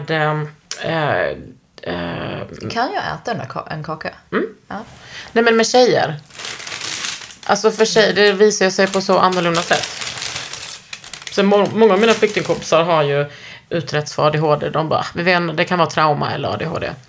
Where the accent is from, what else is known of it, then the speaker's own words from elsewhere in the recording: Skåne, Sweden; accent: Skåne; Och det är inte min skånska utan det är liksom.